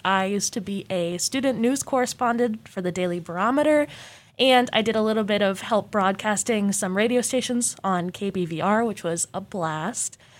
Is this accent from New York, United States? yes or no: no; Mesa, Arizona, United States; also born or lived in Portland; now in Corvallis, United States; I'm from Portland, but I grew up in Mesa, Arizona